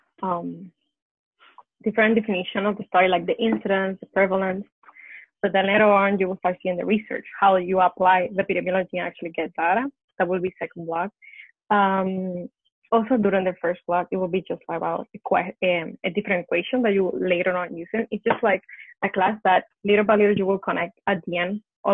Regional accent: Puerto Rico; I'm from Puerto Rico

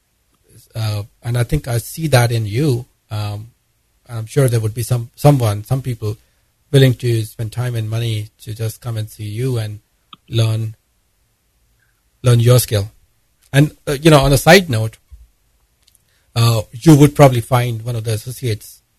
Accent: India; moved away; I'm basically from India

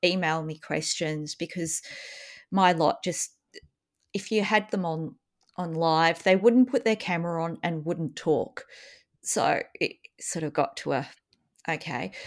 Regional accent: Australia; as an Australian

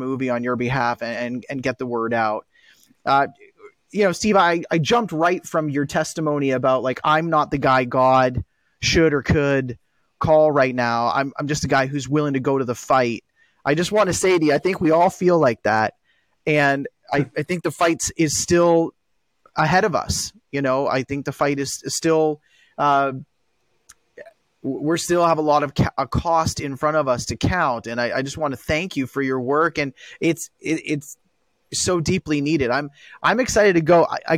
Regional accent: Canada; as a Canadian

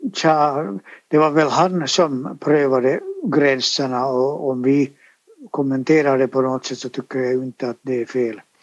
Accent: Helsinki, Uusimaa, Finland; jag är ju från Helsingfors

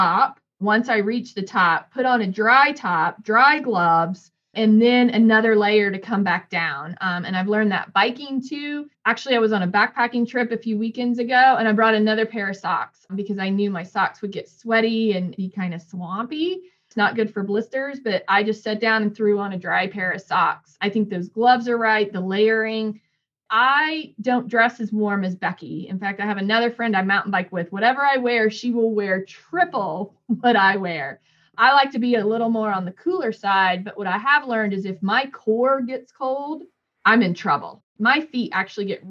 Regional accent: Northern Indiana, United States; moved away; I grew up in Northern Indiana

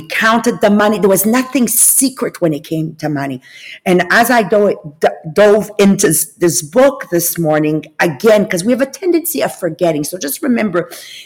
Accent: Italy; moved away; I'm from Italian origins. Actually, I'm actually born in Italy.

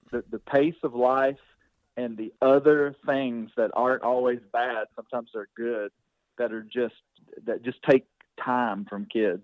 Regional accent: Arkansas, United States; I grew up here in Arkansas

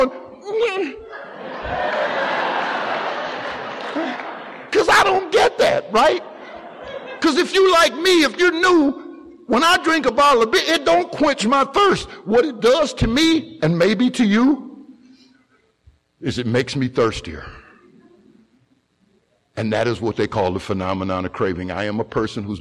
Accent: Sandusky, Ohio, United States; My father was the commissioner of the youth football and baseball leagues in the city of Sandusky. My mother's older brother was a two-term mayor in the city of Sandusky. That is the type of family that I come from

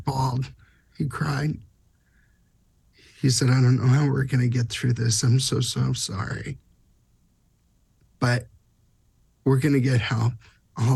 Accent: Southern California, United States; I'm from Southern California

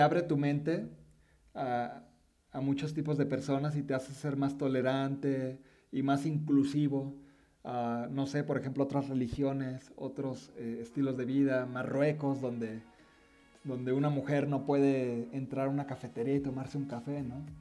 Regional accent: Mexico; siendo mexicanos

